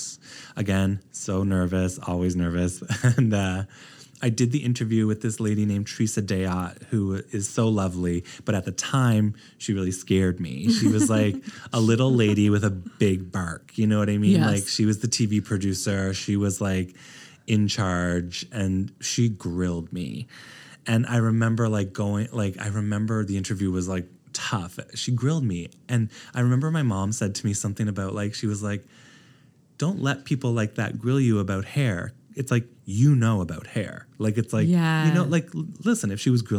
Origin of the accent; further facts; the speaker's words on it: East Coast of Canada, Atlantic Canada, Canada; moved away as an adult; also born or lived in Halifax, Nova Scotia / Toronto; now in Los Angeles, United States; I'm from the East Coast of Canada